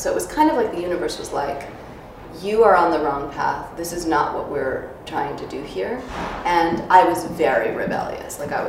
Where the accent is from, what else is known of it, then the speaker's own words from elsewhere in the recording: New York City, New York, United States; Jackson Heights, Queens. {S0} Oh, okay. {S1} Yeah, Queens. We immigrated from Russia a month before I was born, and so we had no money.